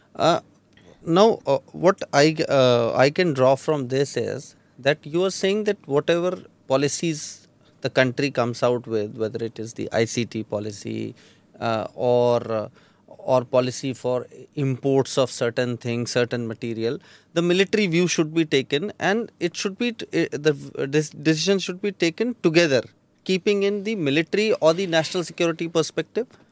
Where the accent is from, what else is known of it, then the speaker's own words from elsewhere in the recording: India; as an Indian